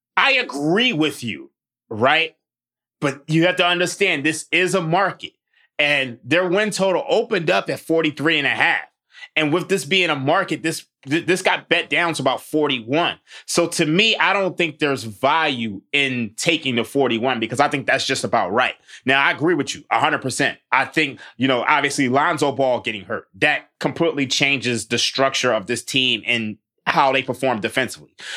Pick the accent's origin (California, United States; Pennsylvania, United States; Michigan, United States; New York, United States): Pennsylvania, United States; Philadelphia; I'm from Philly